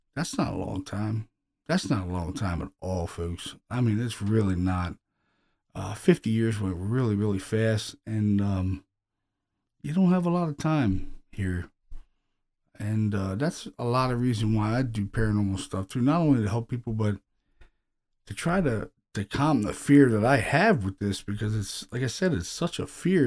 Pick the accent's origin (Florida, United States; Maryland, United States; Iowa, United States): Maryland, United States; Baltimore; these are people, you know, that I grew up with in Baltimore City